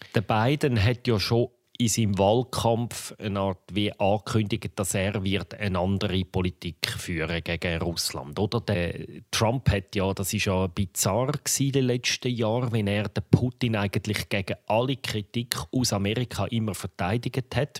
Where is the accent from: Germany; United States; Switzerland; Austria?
Switzerland; als Schweizer Journalist